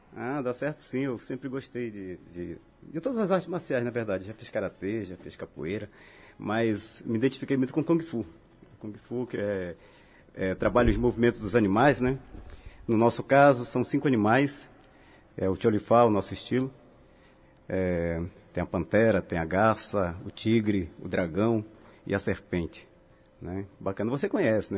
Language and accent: Portuguese; Manaus, Amazonas, Brazil; moved away as an adult; now in Natal, Brazil; eu nasci em Manaus, né? Mas a minha família é toda de uma cidade chamada Itacoatiara, que fica à margem do Rio Amazonas. E vivi em Manaus até os meus 25 anos